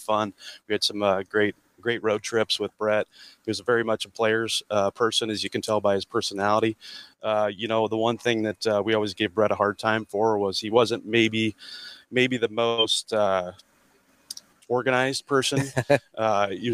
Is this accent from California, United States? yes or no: no; Lexington, Nebraska, United States; now in Omaha, United States; I grew up out in Western Nebraska. My dad was actually a high school golf coach out there in Lexington